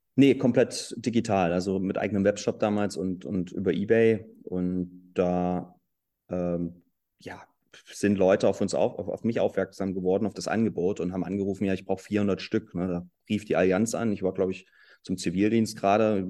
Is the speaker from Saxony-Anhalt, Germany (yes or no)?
yes; Halle, Saxony-Anhalt, Germany; also born or lived in Leipzig; ich komme aus Halle, ich bin hier geboren